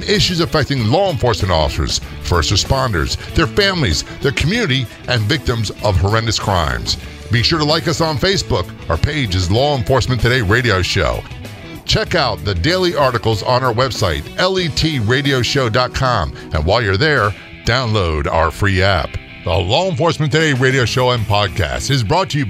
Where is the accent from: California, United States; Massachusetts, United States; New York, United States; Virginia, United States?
Virginia, United States; Norfolk; I grew up in Norfolk, Virginia, Virginia Beach